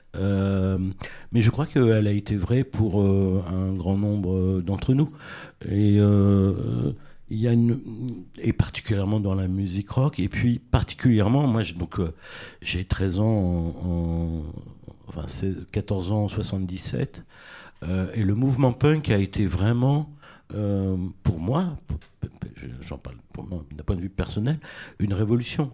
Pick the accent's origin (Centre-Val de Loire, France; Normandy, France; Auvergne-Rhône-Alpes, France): Centre-Val de Loire, France; Tours; j'ai grandi à Tours